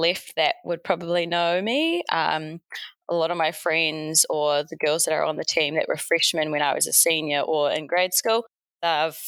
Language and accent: English; Hawke's Bay, New Zealand; moved away as an adult; also born or lived in United States; now in Auckland, New Zealand; I moved back home to my hometown in Hawke's Bay.